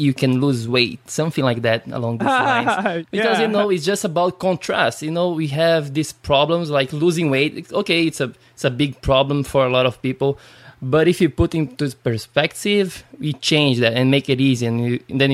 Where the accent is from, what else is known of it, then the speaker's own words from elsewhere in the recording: Brazil; English is a second language; I'm from Brazil